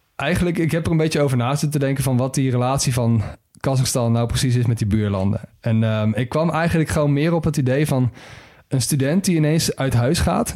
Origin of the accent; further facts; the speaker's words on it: Netherlands; als Nederlander